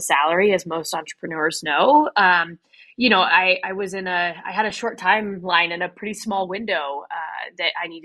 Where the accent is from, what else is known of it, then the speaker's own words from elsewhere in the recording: Midwest, United States; moved away as an adult; now in Colorado, United States; I'm from the Midwest originally